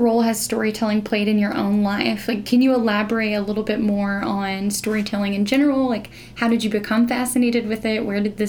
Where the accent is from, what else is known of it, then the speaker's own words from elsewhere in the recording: Kimball, United States; Yeah, I'm from Kimball as well.